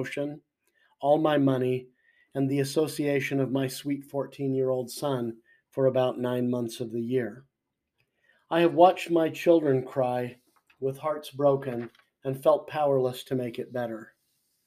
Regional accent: Orem, Utah, United States; I grew up in Orem, Utah

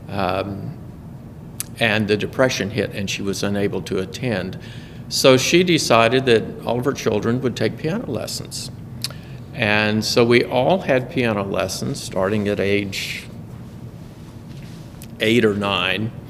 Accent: Fort Mill, South Carolina, United States; He was the choir director in the little country Baptist church in, that I grew up in in Fort Mill, South Carolina.

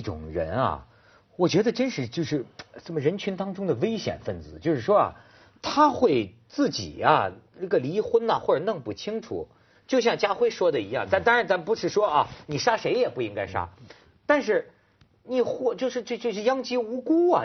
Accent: Shijiazhuang, Hebei, China; 我小时候在石家庄

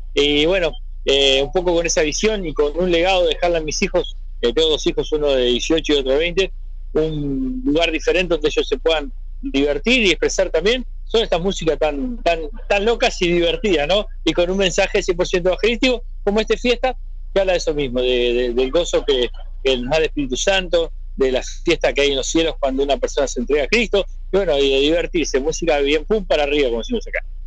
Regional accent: Montevideo, Uruguay; es el cerro de Montevideo, es mi barrio donde yo nací

